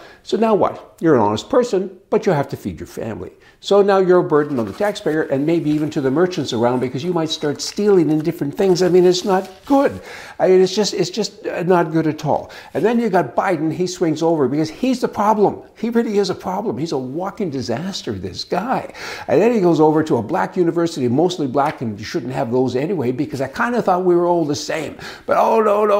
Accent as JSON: {"language": "English", "country": "Canada", "moved": "as an adult", "lives_now": "United States", "said": "I'm a Canadian"}